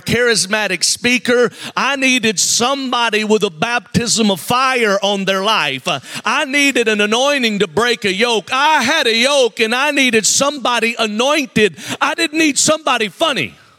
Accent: Mobile, Alabama, United States; I'm from Mobile, Alabama

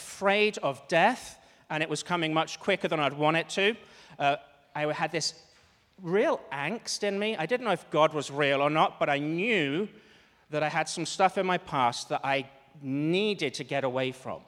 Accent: Cambridge, East of England, United Kingdom; moved away; I'm from Cambridge, which is the east of England

